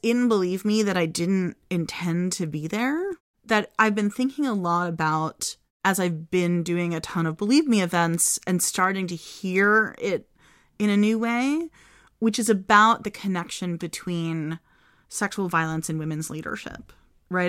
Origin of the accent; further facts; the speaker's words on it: United States; as an American